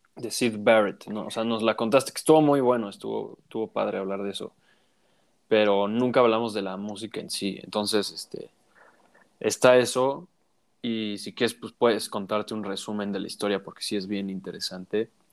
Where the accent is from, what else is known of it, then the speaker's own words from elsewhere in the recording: Mexico; tú y yo somos mexicanos